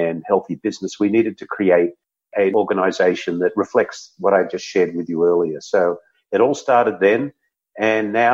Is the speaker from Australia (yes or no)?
yes; Australia; moved away as an adult; now in San Diego, United States; I'm an Aussie